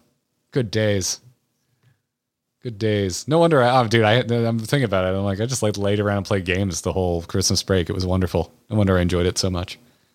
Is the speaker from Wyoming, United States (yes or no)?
no; Florida, United States; seeing as I grew up in Florida